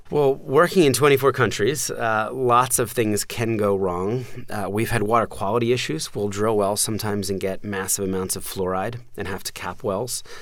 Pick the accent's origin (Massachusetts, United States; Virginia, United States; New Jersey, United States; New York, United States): New Jersey, United States; suburbs of; also born or lived in Philadelphia, Pennsylvania; when I was four, um, we moved from Philadelphia to the suburbs of, of New Jersey